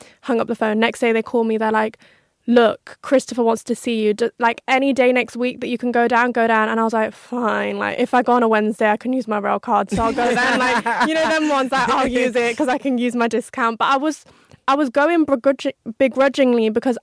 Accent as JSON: {"language": "English", "town": "Coventry", "region": "West Midlands", "country": "United Kingdom", "tie": "born or raised there", "moved": "yes", "lives_now": "London, United Kingdom", "said": "I'm from a small town"}